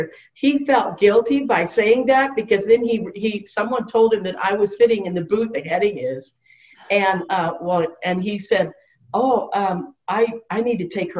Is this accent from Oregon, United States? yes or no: yes; Oregon City, Oregon, United States; moved away as an adult; also born or lived in California; I grew up here in Oregon City, actually in Jennings Lodge, and then moved away when I got married to lived on all over the country